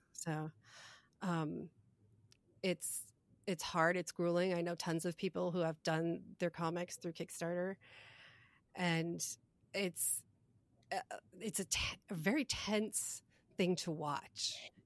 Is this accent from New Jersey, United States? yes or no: yes; New Jersey, United States; moved away; I was from East Jersey